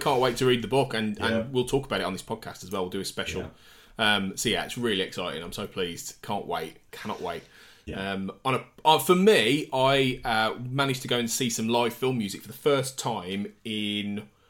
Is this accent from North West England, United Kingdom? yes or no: no; Devizes, South West England, United Kingdom; this was in my hometown of Devizes